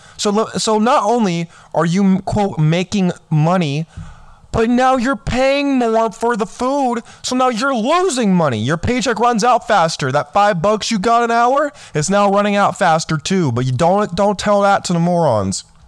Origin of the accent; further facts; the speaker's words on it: California, United States; I grew up in California.